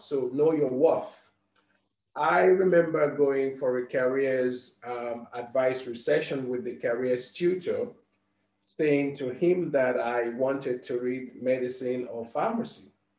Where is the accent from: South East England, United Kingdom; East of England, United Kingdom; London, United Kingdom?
London, United Kingdom; as a young Black man growing up in London, ever experienced any kind of overt racism